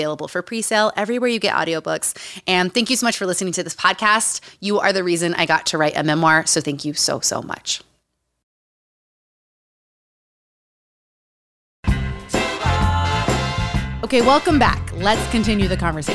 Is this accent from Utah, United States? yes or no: yes; Utah, United States; Growing up in Utah